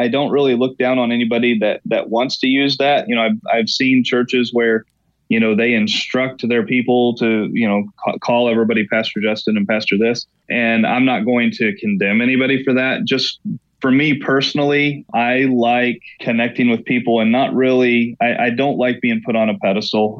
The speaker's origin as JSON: {"language": "English", "region": "Oklahoma", "country": "United States", "tie": "born or raised there", "moved": "yes", "lives_now": "Elmira, United States", "said": "I'm born and raised in Oklahoma, kind of the middle of the Bible Belt"}